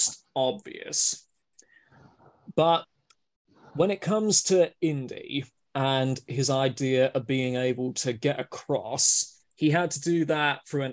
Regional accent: Winchester, South East England, United Kingdom; I come from the southeast in Winchester

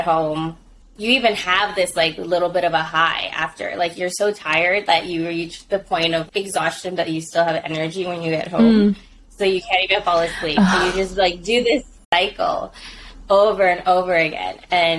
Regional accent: Philippines; And being Filipino, especially like in our household, vegetables were like the lowest of priority.

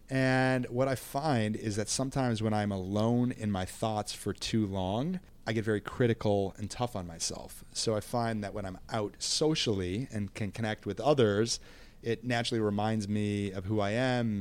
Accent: Minneapolis, Minnesota, United States; I'm from Minneapolis, Minnesota, and I am thirty-seven

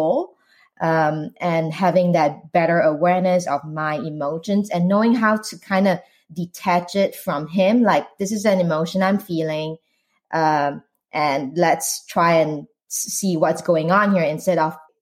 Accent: Singapore; moved away as an adult; now in United States; I'm Asian Singaporean

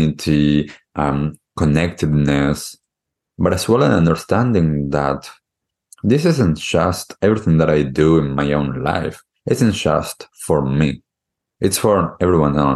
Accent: Argentina; now in New Zealand; I grew up in Argentina

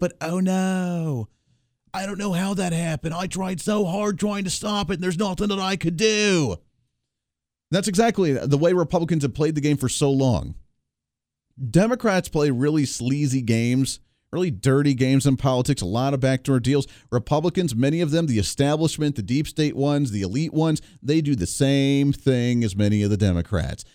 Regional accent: United States; also born or lived in Colorado / Ohio; now in Wichita, United States; I grew up in Colorado and Ohio

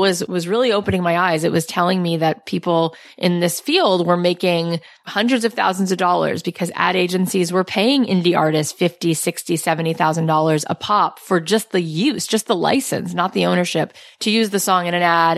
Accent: East Coast, United States; moved away as an adult; now in Los Angeles, United States; I grew up on the East Coast.

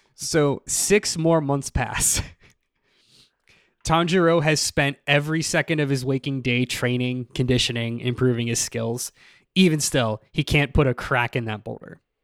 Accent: Pennsylvania, United States; I'm from Pennsylvania

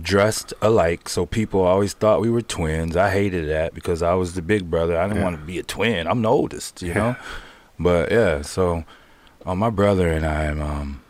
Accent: Pontiac, Michigan, United States; I grew up in Pontiac

